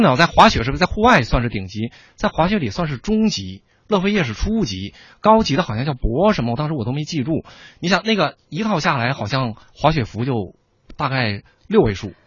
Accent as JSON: {"language": "Chinese", "region": "Northeast China", "country": "China", "said": "我本人是东北人"}